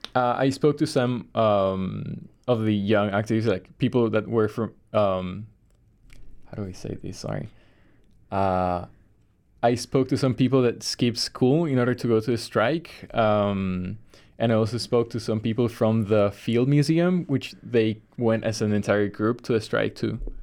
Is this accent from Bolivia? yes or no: yes; Bolivia; now in Chicago, United States; I am from Bolivia, South America